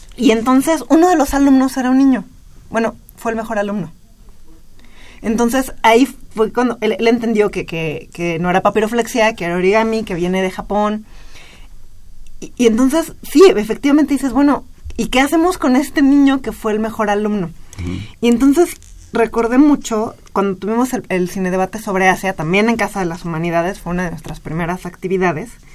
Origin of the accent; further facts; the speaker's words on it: Mexico; como mexicanos